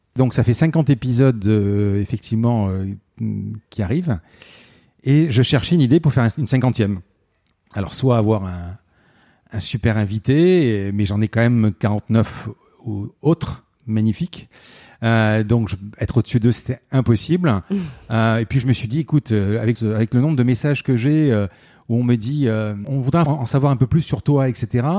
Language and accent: French; Marseille, Provence-Alpes-Côte d'Azur, France; Je suis né à Marseille et j'ai grandi, et puis j'y suis euh, depuis euh, quand même quelques années.